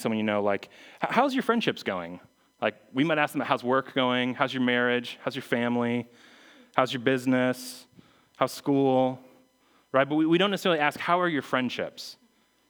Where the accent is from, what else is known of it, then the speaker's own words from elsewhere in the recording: Phoenix, Arizona, United States; moved away as an adult; also born or lived in Missouri; I was from Phoenix. I went to school in Missouri.